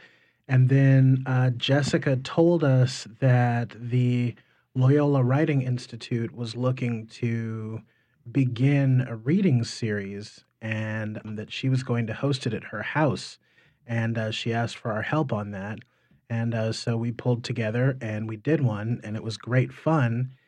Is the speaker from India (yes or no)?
no; Wiesbaden, Hesse, Germany; born there; And so I was born in Wiesbaden, Germany instead. So we traveled around an awful lot.